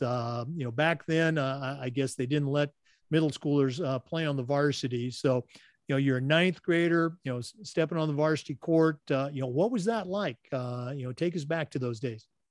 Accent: Oregon, United States; I was born and raised in Oregon

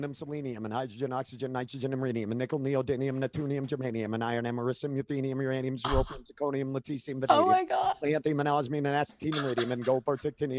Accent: New England, United States; growing up in New England

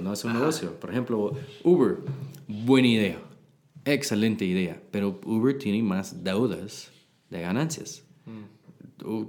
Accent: Texas, United States; Spanish is a second language; moved away as an adult; now in Guatemala; Yo soy de Texas

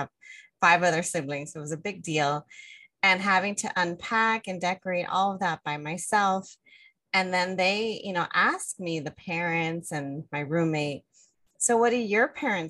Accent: Los Angeles, California, United States; I grew up in the Northeast San Fernando Valley, community that has a predominant Mexican immigrant community

